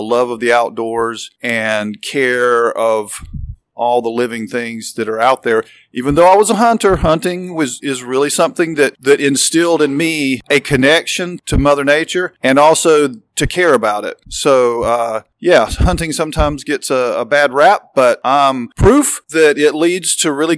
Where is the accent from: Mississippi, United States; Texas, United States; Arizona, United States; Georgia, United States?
Georgia, United States; South; moved away; I'm from South Georgia. I am a redneck from South Georgia